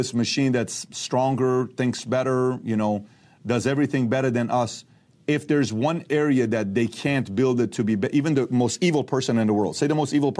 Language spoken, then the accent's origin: English; Iran; now in United States; I'm from Iran